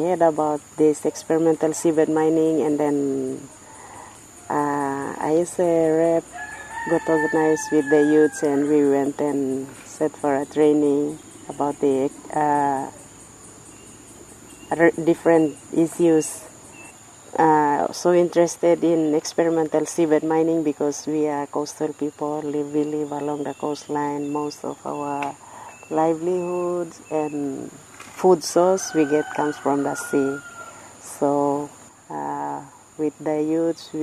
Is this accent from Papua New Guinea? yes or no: yes; Karkar Island, Madang Province, Papua New Guinea; I'm from Kavala Village on Karkar Island in PNG